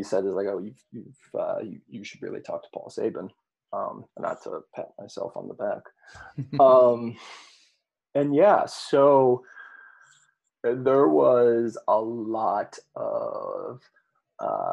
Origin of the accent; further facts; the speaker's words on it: Monticello, Illinois, United States; in my hometown, I was the co-organizer of a demonstration in my hometown of Monticello